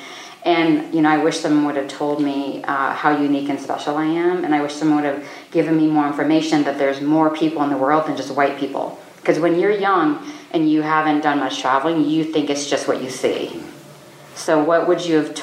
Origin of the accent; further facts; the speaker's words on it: United States; also born or lived in South Dakota / Wyoming; I grew up in South Dakota and Wyoming